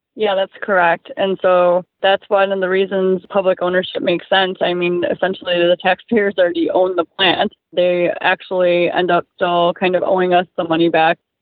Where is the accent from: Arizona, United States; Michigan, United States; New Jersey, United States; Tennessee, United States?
Michigan, United States; Flint; moved away as an adult; now in Oshawa, Canada; in Flint, where I was from, I was actually a shop steward at the library that I worked at there